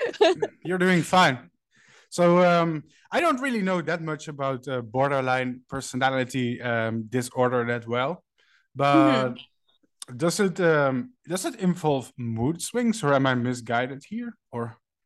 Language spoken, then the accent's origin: English; Netherlands; I'm from the Netherlands